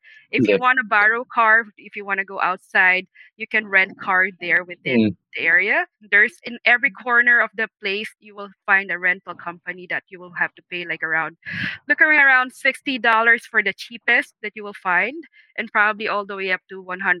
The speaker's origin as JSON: {"language": "English", "town": "Manhattan", "region": "New York", "country": "United States", "said": "I'm from Manhattan."}